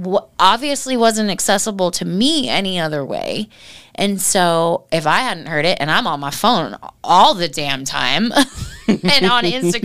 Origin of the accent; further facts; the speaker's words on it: Oregon, United States; I'm an Oregon girl. I grew up in Oregon.